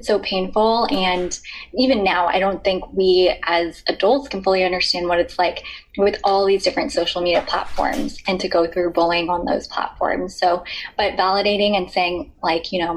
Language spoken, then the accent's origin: English; Thousand Oaks, California, United States; I grew up in Thousand Oaks, California. So I was in Southern California for most of my life